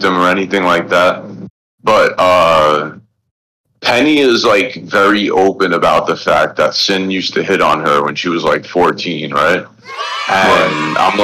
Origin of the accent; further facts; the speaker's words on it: New York City, New York, United States; I grew up in the Bronx